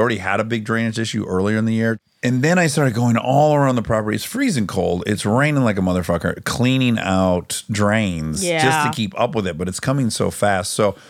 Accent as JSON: {"language": "English", "region": "Michigan", "country": "United States", "said": "I don't feel too bad saying this because I'm from Michigan."}